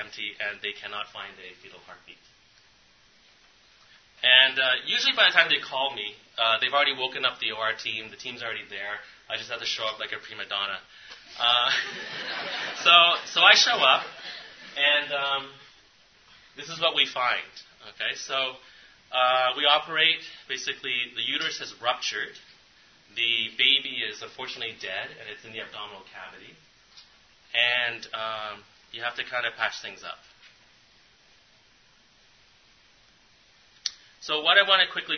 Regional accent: Canada; I'm from Canada, so all of our cities are along the border with the United States

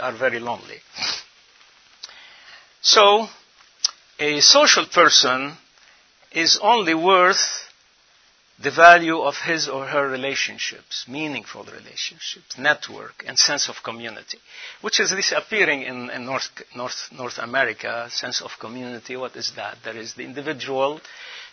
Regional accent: Lebanon; moved away; spend 3-4 months every year in my home country, Lebanon, the land of the cedars

